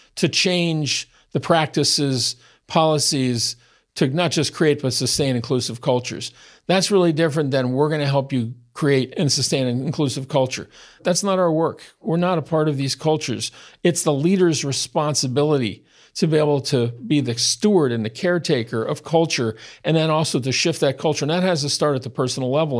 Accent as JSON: {"language": "English", "country": "United States", "tie": "born or raised there", "said": "as an American born white-skinned heterosexual male that grew up as a child in the sixties"}